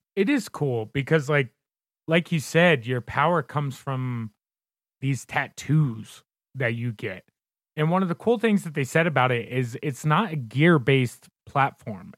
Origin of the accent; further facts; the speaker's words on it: Southern Indiana, United States; now in Colorado, United States; I am originally from Southern Indiana. Uh, pretty much right across, well, I can't say pretty much. I was directly across the river from Louisville, Kentucky, and grew up right on the Ohio River.